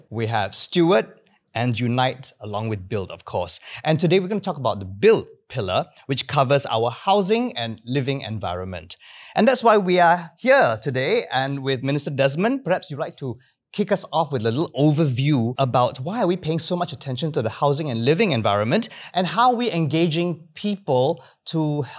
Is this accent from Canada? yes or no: no; Singapore; I grew up in Queenstown